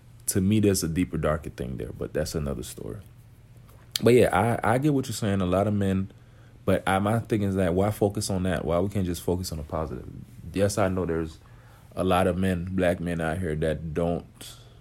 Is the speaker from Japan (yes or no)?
no; Haiti; I grew up, I'm from Haiti